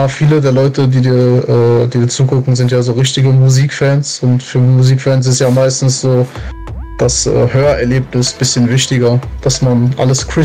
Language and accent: German; Hagen, North Rhine-Westphalia, Germany; also born or lived in Lünen / Portugal; Ich bin nicht gebürtig, ich bin in Lünen geboren, aber ich lebe fast mein ganzes Leben in Hagen.